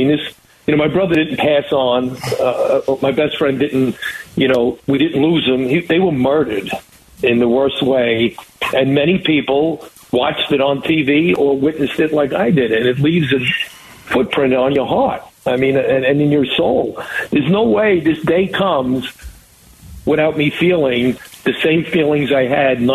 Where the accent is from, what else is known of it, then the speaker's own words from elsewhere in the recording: New York, United States; being an American, of being a New Yorker